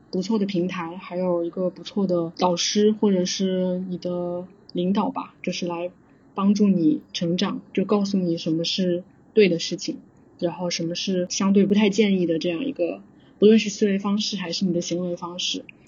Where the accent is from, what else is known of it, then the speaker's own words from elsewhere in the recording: southern China, China; moved away as an adult; also born or lived in Beijing, China; now in Singapore; 我是南方人，然后南方的话就是夏天也是非常的热的，然后也比较湿